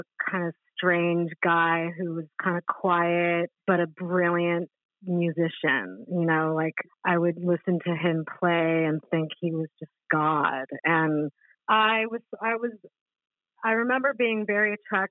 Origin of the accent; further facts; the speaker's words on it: Los Angeles, California, United States; accent: Californian; also born or lived in New York City; not only do I have the Californian accent, but I was raised pretty much in Los Angeles